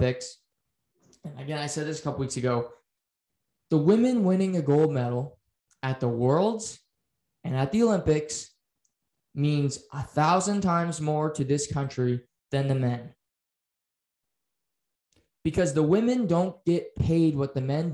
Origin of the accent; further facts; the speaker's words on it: Canada; as a Canadian